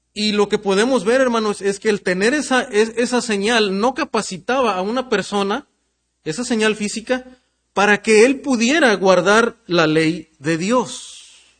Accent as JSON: {"language": "Spanish", "country": "Mexico", "said": "que somos mexicanos"}